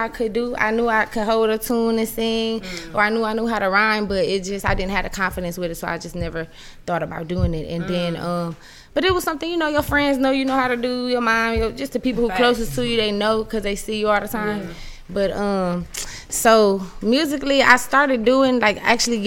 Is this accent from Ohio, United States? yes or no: yes; Toledo, Ohio, United States; moved away as an adult; now in Houston, United States; growing up in Toledo, Ohio. It was lit. You know, I had a kind of like a rough upbringing